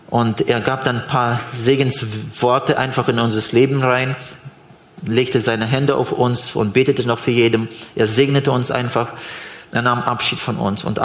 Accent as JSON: {"language": "German", "country": "Switzerland", "said": "Gibt's eigentlich. bei uns in der Schweiz nicht, glaube"}